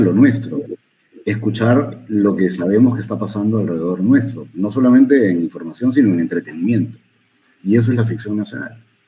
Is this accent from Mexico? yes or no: no; Peru; no es un país grande, somos un país chico